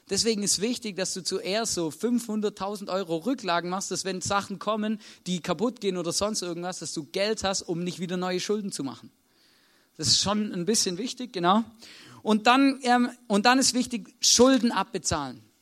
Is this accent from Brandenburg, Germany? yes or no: no; Baden-Württemberg, Germany; Als Schwabe kann ich euch ganz genau erklären, wie das funktioniert.